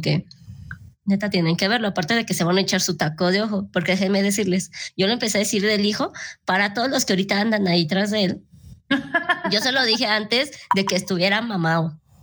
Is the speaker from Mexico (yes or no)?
yes; Mexico; yo no personal fui bautizada, entonces aquí como que todos empezamos con, con esa religión impuesta